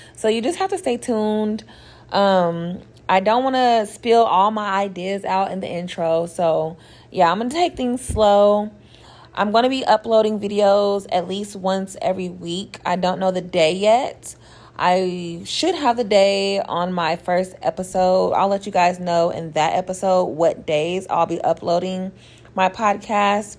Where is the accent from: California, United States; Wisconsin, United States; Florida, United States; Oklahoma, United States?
Oklahoma, United States; Oklahoma City; I'm from Oklahoma City, Oklahoma, born and raised